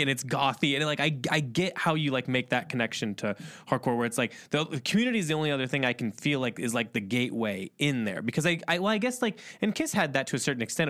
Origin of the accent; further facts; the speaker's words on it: Indiana, United States; I'm from Indiana originally